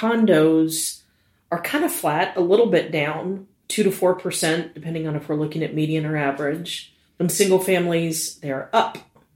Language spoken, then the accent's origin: English; New York City, New York, United States; born there; I was born in New York City.